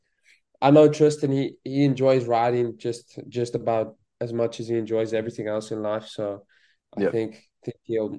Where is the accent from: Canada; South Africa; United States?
South Africa; I can just chat with him like a real South African with real South African slang.